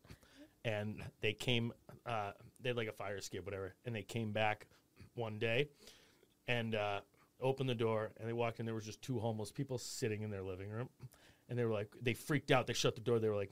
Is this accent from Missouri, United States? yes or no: no; Boston, Massachusetts, United States; now in New York, United States; I'm from Boston